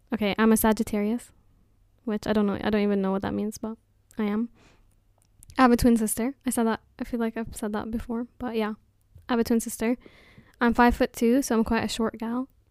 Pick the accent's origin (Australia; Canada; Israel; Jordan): Jordan; now in Newbury, United Kingdom; I'm from Jordan, but I live in Newbury at the moment